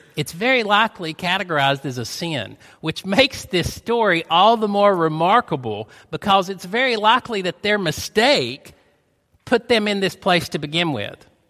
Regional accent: United States; accent: North Georgian, East Tennessee; moved away; also born or lived in Chattanooga, Tennessee / Rossville, Georgia; We moved here from Chattanooga, so the accent is a North Georgian, East Tennessee accent

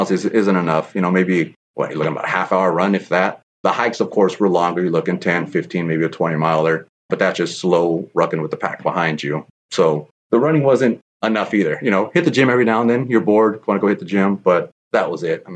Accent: San Jose, California, United States; Born and raised here in San Jose, California

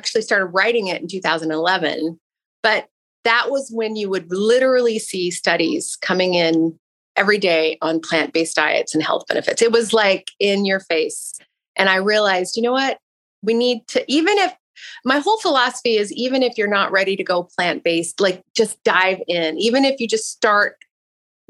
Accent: Pacific Northwest, United States; I grew up in the Pacific Northwest

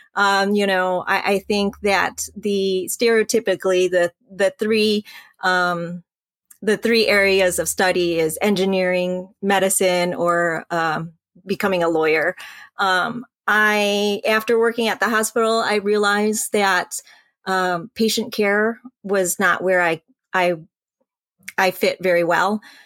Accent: Royal Oak, Michigan, United States; also born or lived in Vietnam / Hong Kong / North Carolina; He found us a, uh, apartment in, uh, Royal Oak, and we had church ladies come by to teach us English

